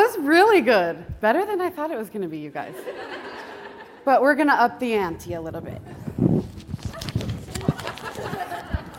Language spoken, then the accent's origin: English; Montana, United States; I am from Montana. I'm a Montana portrait photographer